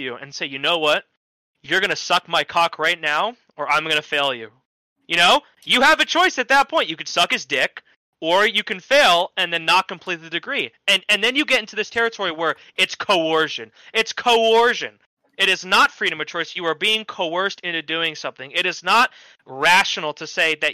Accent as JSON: {"language": "English", "region": "New Jersey", "country": "United States", "said": "I'm from Jersey, so I'm a far ways away"}